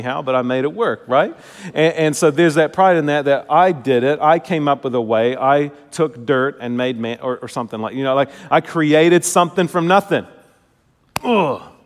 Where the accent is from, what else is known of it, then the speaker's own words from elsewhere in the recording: New Zealand; moved away; I come from Kiwi culture